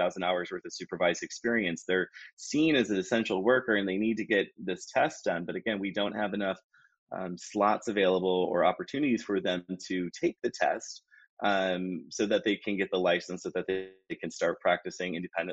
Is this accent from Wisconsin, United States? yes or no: yes; Wisconsin, United States; moved away as an adult; now in Hawaii, United States; I was originally from Wisconsin, and then after I completed my degree, I moved to Hawaii and pursued my career here